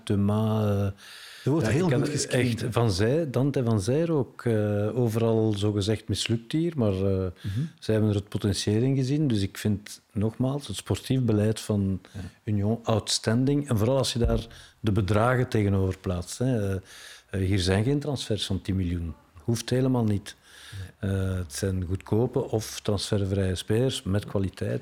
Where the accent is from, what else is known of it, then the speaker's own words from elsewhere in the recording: Brussels, Brussels-Capital Region, Belgium; ik heb er een eh, fantastische eh, opvoeding doorgekregen door in Brussel op te groeien.